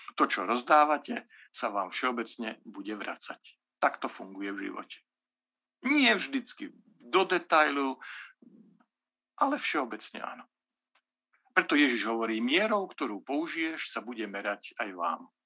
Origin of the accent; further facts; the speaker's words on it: Slovakia; ja nie som z Bratislavy, ja som z Bystrici